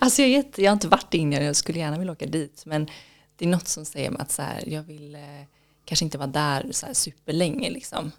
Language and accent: Swedish; Kullavik, Västra Götaland, Sweden; Det var i Kullavik utanför Göteborg på västkusten. Okay. Så var där jag växte upp.